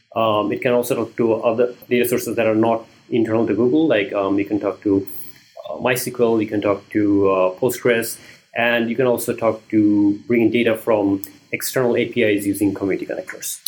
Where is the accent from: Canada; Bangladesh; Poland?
Bangladesh; moved away as an adult; also born or lived in Maryland, United States / Washington DC, United States; I'm originally from Bangladesh